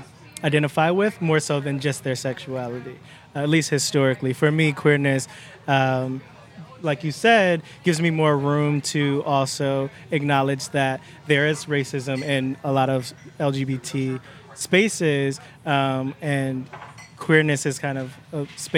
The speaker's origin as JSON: {"language": "English", "town": "Cleveland", "region": "Ohio", "country": "United States", "tie": "born or raised there"}